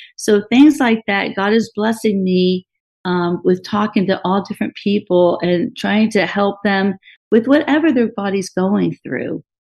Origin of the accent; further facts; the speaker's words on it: Miami, Florida, United States; I was raised in Miami.